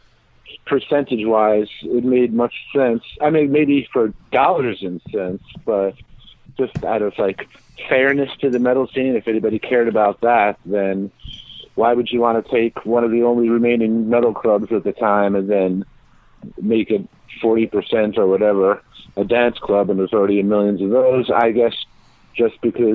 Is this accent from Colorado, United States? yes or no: no; New York City, New York, United States; moved away as an adult; I'm from Bayside, Queens